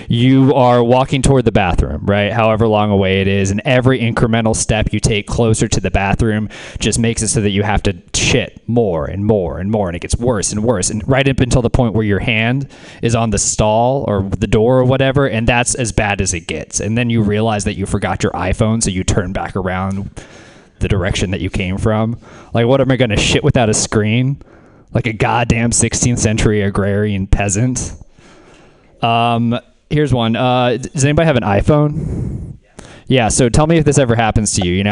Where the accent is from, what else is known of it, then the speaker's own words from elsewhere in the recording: the South, United States; I don't know about the rest of y'all. I'm from the South.